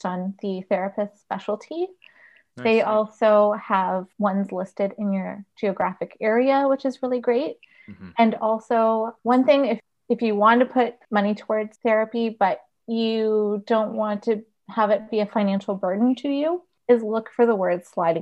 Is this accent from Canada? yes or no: yes; Paris, Ontario, Canada; I grew up in Paris